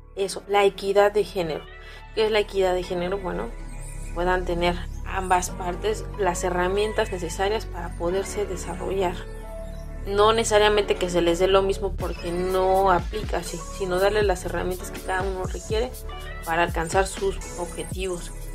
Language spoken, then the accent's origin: Spanish; Mexico; Así somos los mexicanos